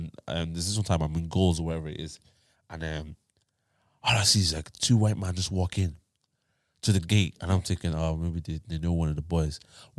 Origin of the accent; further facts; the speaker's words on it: Tyler, Texas, United States; I was from Tyler, yeah. But you know where I live in Tyler now?